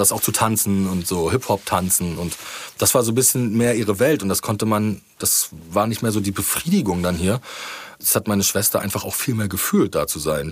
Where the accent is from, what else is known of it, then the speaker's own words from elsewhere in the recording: Rostock, Mecklenburg-Vorpommern, Germany; meine Heimatstadt